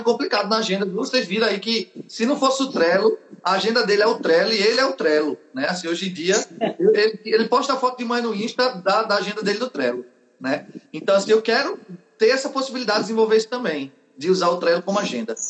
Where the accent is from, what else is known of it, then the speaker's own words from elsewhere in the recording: Northeast Region, Brazil; nós somos nordestinos